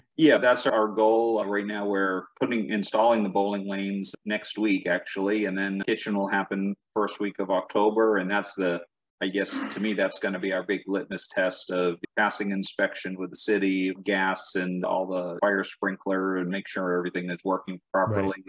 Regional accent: New England, United States; I grew up in New England

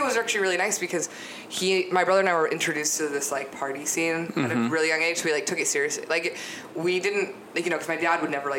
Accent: San Francisco, California, United States; So San Francisco.

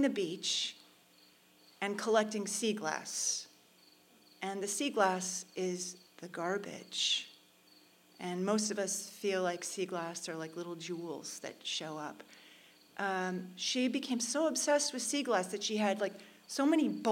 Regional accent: New York City, New York, United States; I'm from New York City

